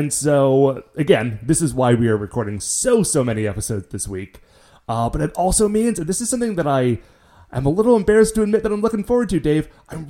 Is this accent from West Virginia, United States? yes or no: no; Cleveland, Ohio, United States; but I grew up in Cleveland.